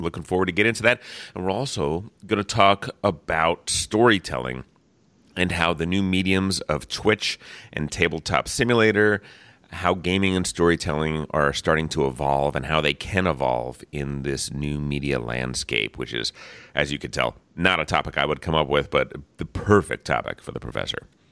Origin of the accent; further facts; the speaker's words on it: New Jersey, United States; moved away; I am from New Jersey originally